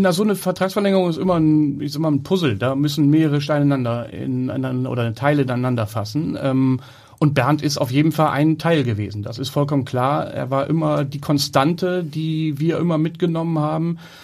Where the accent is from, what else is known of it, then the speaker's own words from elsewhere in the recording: Hamburg, Germany; ich bin in Hamburg geboren, bin in Hamburg groß geworden, zur Schule gegangen